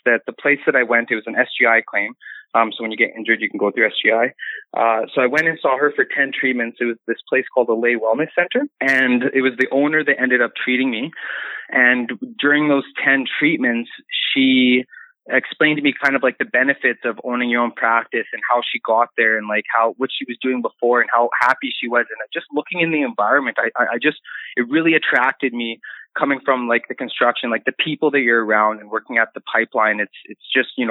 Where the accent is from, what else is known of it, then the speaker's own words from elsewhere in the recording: Regina, Saskatchewan, Canada; I'm from Regina, Saskatchewan